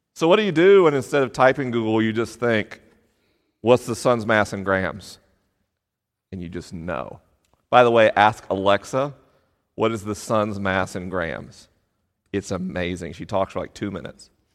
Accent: Tallahassee, Florida, United States; moved away; I was popular at school in Tallahassee, Florida, home of the Seminoles

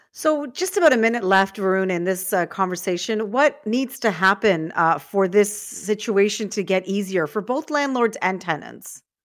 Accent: Toronto, Ontario, Canada; I grew up in Scarborough

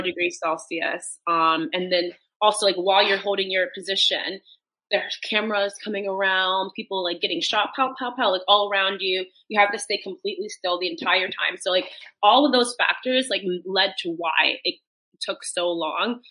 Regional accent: United States; moved away as an adult; now in London, United Kingdom; you and I are from the same hometown, so we're both American. But I mm-hmm. now um, live in the UK, live in London

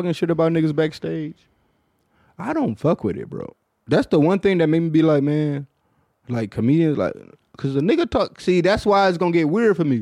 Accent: Detroit, Michigan, United States; I'm from Detroit

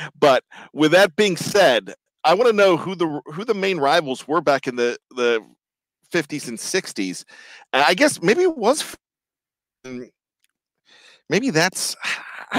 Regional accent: Johnstown, Pennsylvania, United States; moved away; also born or lived in Clarksburg, West Virginia; I grew up in Johnstown, PA.

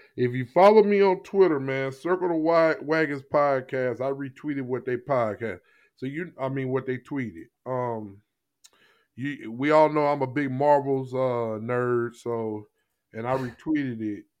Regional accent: Jennings, Missouri, United States; I grew up in Jennings, Missouri.

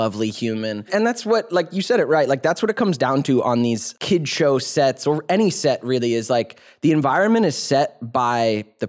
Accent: Georgia, United States; moved away; I grew up in Georgia, man, before coming out here.

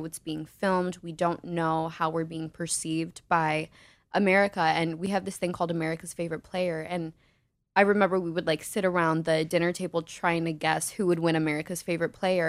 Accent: Naperville, Illinois, United States; from Naperville, Illinois

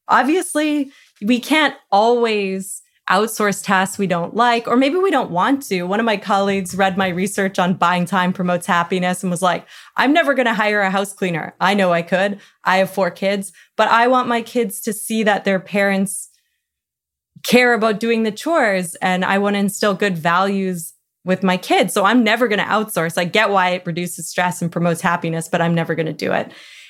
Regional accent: Canada; I'm Canadian

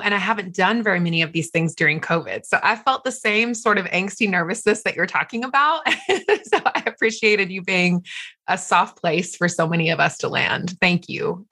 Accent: the South, United States; moved away; also born or lived in Los Angeles / Manhattan; I'm from the South

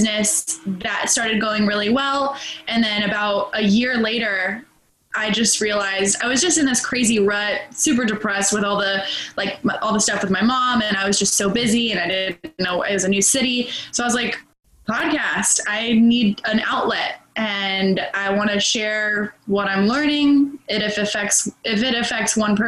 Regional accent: Charlotte, North Carolina, United States; moved away as an adult; also born or lived in Arizona; now in Charleston, United States; I'm from Charlotte, North Carolina. I'm in Charleston now

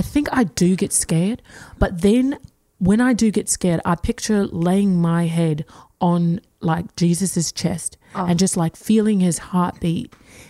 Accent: Melbourne, Victoria, Australia; I'm from Australia, specifically Melbourne.

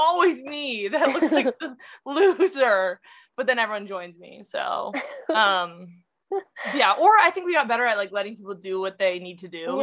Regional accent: California, United States; also born or lived in Oregon; growing up in California

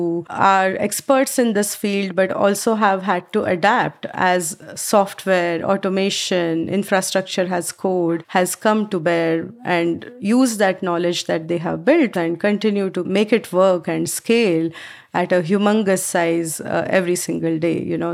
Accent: Mumbai, Maharashtra, India; moved away as an adult; now in United States; I grew up back in Mumbai in India

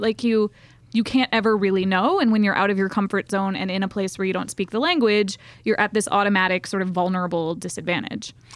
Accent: the South, United States; accent: Southern; I'm from the South

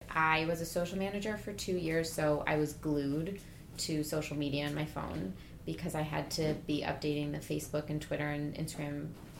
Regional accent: Cleveland, Ohio, United States; Oh, I'm from Cleveland.

